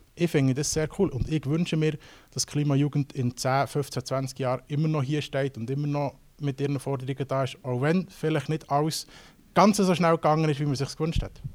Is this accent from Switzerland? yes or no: yes; Switzerland; bei uns in der Schweiz